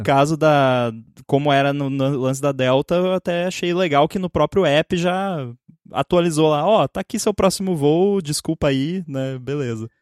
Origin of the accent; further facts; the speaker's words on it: a city about 20 km from São Leopoldo, Rio Grande do Sul, Brazil; que é em São Leopoldo, que é tipo uns 20 quilômetros da minha cidade, mas é na direção de Porto Alegre